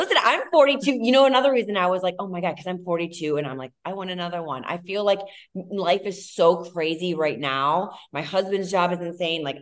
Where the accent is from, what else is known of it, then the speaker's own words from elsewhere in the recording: Ohio, United States; I'm from Ohio